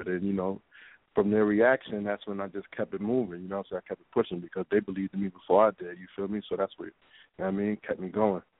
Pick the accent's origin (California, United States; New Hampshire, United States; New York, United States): New York, United States; New York City; also born or lived in Brownsville / Louisiana; I'm from Bed-Stuy, but right now I live in Crown Heights. You know what I'm saying? I'm from Brooklyn, man, all together. You feel me? But I lived in a few places, man. I lived in East New York, man. I lived in Brownsville.